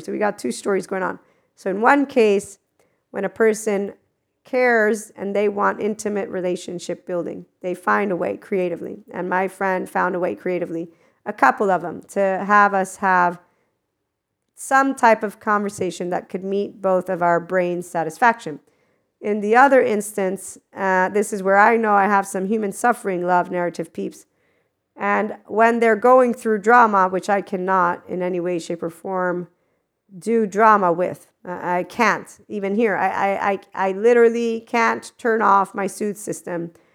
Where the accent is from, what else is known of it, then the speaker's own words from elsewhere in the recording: United States; I am from America 'cause I was born there